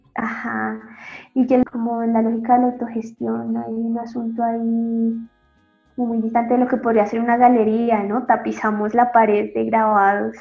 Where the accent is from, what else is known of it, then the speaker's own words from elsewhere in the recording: Bogotá, Colombia; moved away as an adult; also born or lived in Chile; Soy colombiana primero, importantísimo decirlo, de Bogotá. En Bogotá estudié